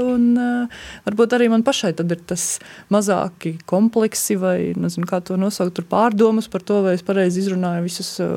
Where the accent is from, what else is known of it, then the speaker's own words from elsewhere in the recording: Northern Latgale, Latvia; es esmu no Ziemeļlatgales